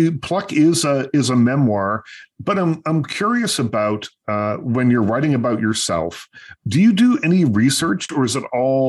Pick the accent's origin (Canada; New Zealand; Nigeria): Canada; Liverpool, Nova Scotia; because I'm from Liverpool, Nova Scotia